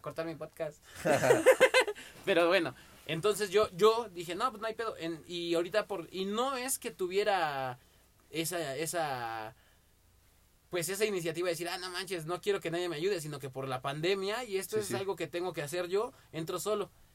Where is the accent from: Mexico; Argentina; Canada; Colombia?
Mexico; como buen mexicano